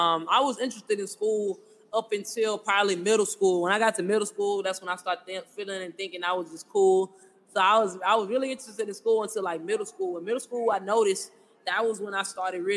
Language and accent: English; Houston, Texas, United States; I'm from Houston, born and raised. So, grew up right here in Houston in the A-Leaf area, side of town